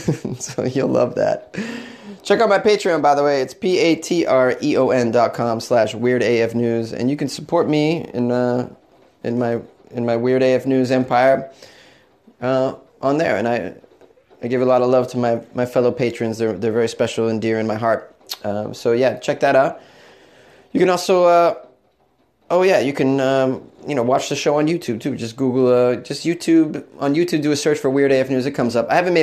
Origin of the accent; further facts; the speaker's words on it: New England, United States; It's a cute little industrial town on a river. Adorable. There's some fall foliage in the photos. It's just marvelous. You'll love it. It's got that New England feel.